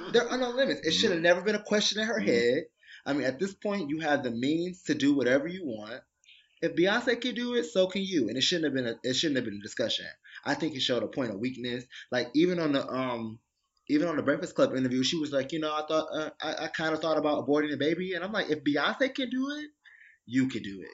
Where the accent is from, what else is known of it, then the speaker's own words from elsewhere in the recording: Detroit, Michigan, United States; now in New York, United States; I'm from Detroit.